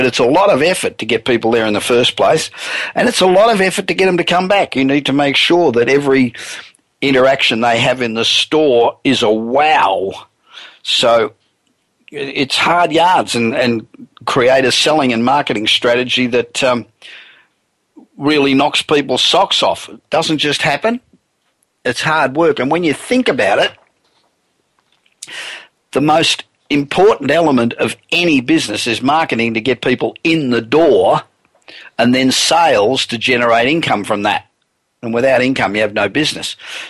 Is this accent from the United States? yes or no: yes; Los Angeles, California, United States; It's the business show coming to you this week from my hometown of Los Angeles.